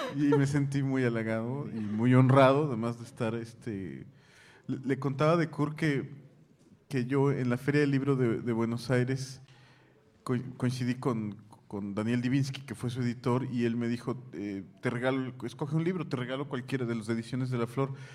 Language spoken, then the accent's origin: Spanish; Mexico; vengo de México